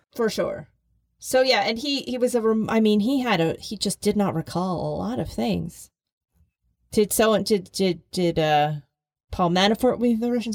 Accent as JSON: {"language": "English", "town": "Philadelphia", "region": "Pennsylvania", "country": "United States", "tie": "born or raised there", "said": "I grew up in Philadelphia"}